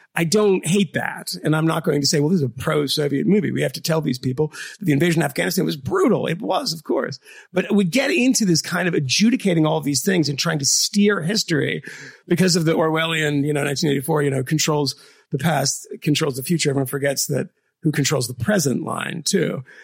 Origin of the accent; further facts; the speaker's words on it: the North, United States; as a Northerner